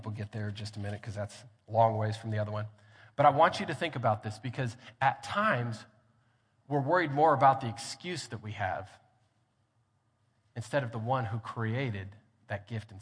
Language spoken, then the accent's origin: English; Grand Junction, Colorado, United States; also born or lived in Hobbs, New Mexico; now in Lubbock, United States; I grew up in Grand Junction, Colorado